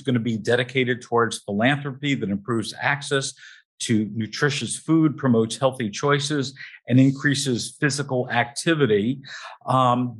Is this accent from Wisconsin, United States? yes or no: no; New Jersey, United States; I come from New Jersey